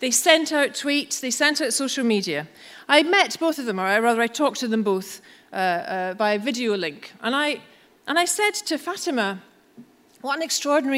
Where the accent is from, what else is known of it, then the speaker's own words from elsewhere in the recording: Scotland, United Kingdom; I'm Scottish